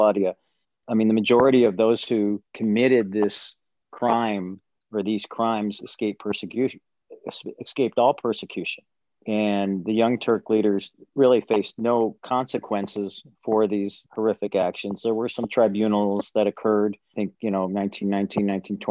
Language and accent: English; United States; growing up in America. I wasn't raised Armenian